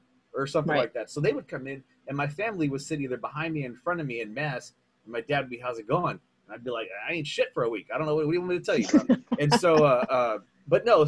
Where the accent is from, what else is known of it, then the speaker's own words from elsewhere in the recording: San Antonio, Texas, United States; I'm from San Antonio